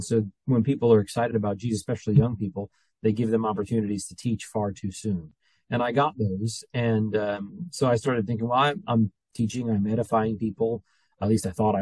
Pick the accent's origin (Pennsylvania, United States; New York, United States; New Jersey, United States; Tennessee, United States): New Jersey, United States; moved away; I'm from New Jersey